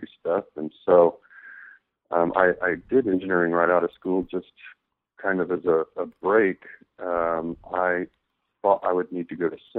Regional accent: Midland, Texas, United States; moved away as an adult; now in Oklahoma City, United States; I am originally from Midland, Texas, is where I spent most of my life from age 10 till about 3 months ago, actually. I recently moved to Oklahoma City

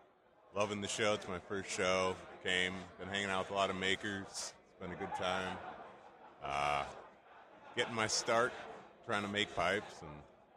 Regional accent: Woodstock, Illinois, United States; I'm from Woodstock, Illinois, about an hour from here.

